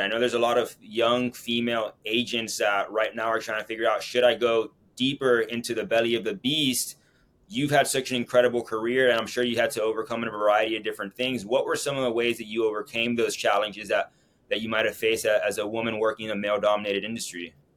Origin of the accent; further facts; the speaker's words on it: Miami, Florida, United States; my hometown, Miami